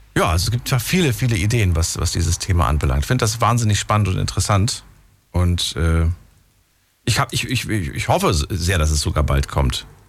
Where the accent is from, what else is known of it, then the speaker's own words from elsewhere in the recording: Hesse, Germany; also born or lived in Thuringia; bin aufgewachsen in Hessen